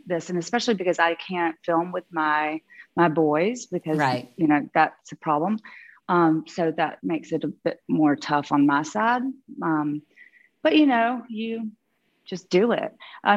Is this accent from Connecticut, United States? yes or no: no; Georgia, United States; moved away as an adult; also born or lived in London / New York; now in Beverly Hills, United States; Growing up in Georgia